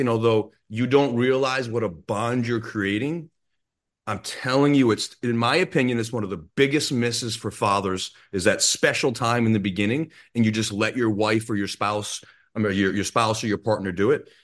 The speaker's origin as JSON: {"language": "English", "region": "Rhode Island", "country": "United States", "tie": "born or raised there", "said": "I grew up in Rhode Island"}